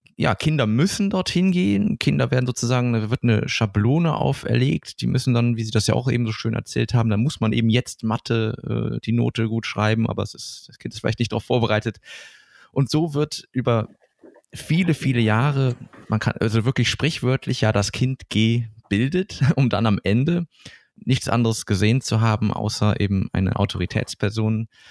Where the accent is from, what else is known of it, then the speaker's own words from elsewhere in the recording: Germany; hier bei uns in Deutschland